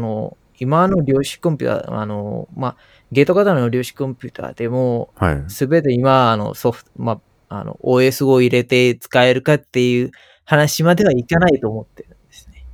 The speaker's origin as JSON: {"language": "Japanese", "country": "Sri Lanka", "tie": "born or raised there", "second_language": "Japanese", "moved": "as an adult", "lives_now": "Japan", "said": "子供だった時代はスリランカで、大人になったのはまあ日本だった"}